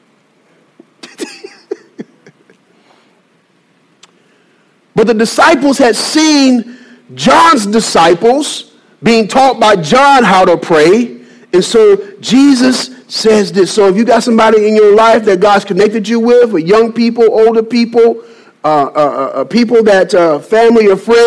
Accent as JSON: {"language": "English", "town": "Birmingham", "region": "Alabama", "country": "United States", "moved": "yes", "lives_now": "Salisbury, United States", "said": "I'm from Birmingham, Alabama."}